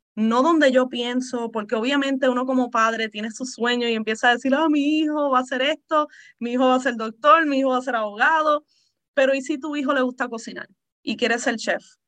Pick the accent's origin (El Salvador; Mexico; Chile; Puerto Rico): Puerto Rico; also born or lived in Texas; now in Maryland, United States; yo originalmente soy de Puerto Rico. Uh, mis padres son de ahí.